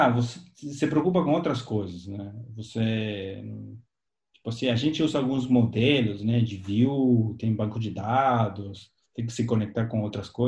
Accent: Argentina; also born or lived in Brazil; now in Vancouver, Canada; eu, eu sou argentino

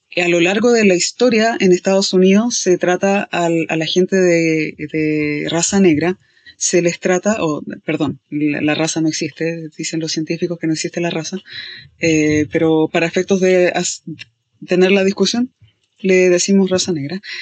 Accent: Chile; somos de Chile

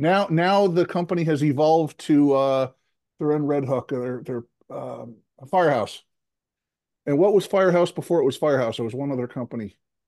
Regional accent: Poughkeepsie, New York, United States; moved away as an adult; now in Los Angeles, United States; Between New York and Albany, there's just a whole lot of beauty. West Point and all those areas, just gorgeous. That's where I grew up.

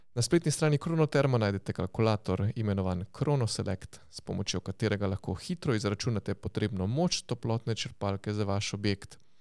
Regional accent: Styria, Slovenia; smo na Štajerskem in smo vsi Štajerci

